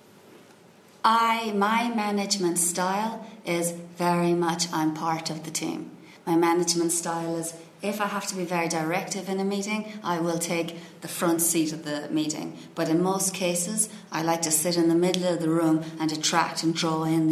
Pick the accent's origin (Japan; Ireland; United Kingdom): Ireland; moved away as an adult; also born or lived in Silicon Valley, United States; now in United States; I love being Irish. I mean, and to me, I mean, people usually, when I start talking, initially when I was younger, right, I emigrated when I was 25